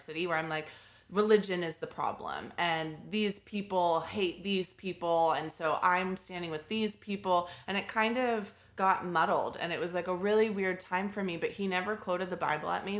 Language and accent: English; Texas, United States; moved away as an adult; now in New York City, United States; when I first moved to New York, and I'm from Texas.